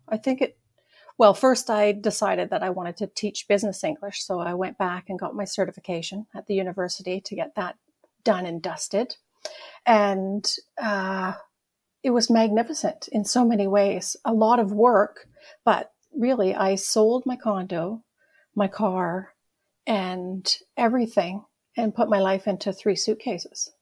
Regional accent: Ontario, Canada; moved away as an adult; also born or lived in Toronto / Edmonton; now in Sherwood Park, Canada; I grew up in Ontario, Yeah, in a farm

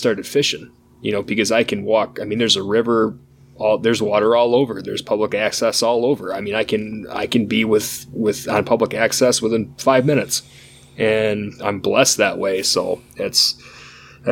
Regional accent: Michigan, United States; I've been hunting on pretty much, you know, 90% public land here in Michigan.

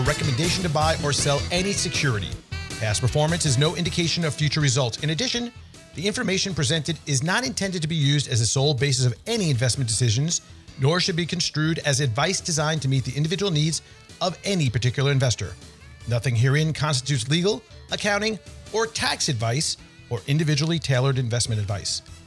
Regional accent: New York, United States; being a New Yorker

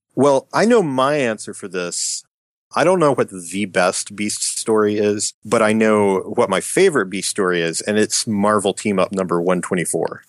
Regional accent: Appalachian Mountains, United States; as someone who was born and raised in the Appalachian Mountains

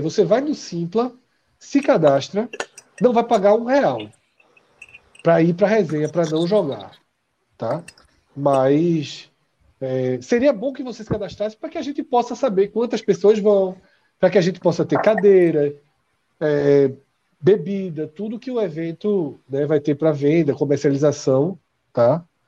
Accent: Olinda, Pernambuco, Brazil; a gente vem de Olinda

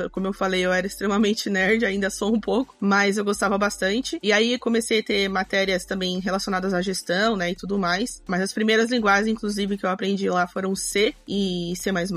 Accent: São Paulo, Brazil; also born or lived in Cuiabá, Mato Grosso; now in Ferraz de Vasconcelos, Brazil; Vim para São Paulo muito pequenininha

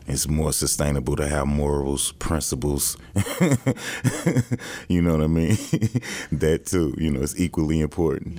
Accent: St. Louis, Missouri, United States; moved away as an adult; now in Kansas City, United States; I'm from St. Louis, Missouri.

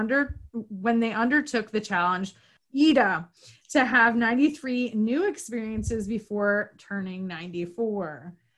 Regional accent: New York, United States; also born or lived in Florida; I'm from Northern New York originally, but I lived in Florida for a little while.

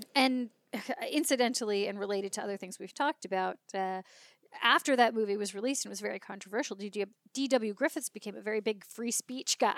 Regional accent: California, United States; also born or lived in Leeds, England; I'm from California.

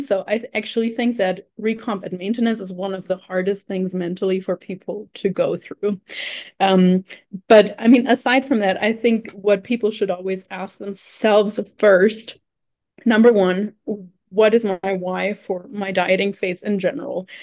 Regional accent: Germany; moved away as an adult; also born or lived in New Zealand; now in Colombia; I'm originally from Germany

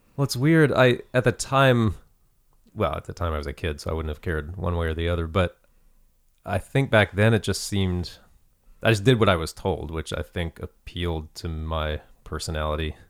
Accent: Lexington, Kentucky, United States; moved away; I'm from Kentucky originally, Lexington, Kentucky

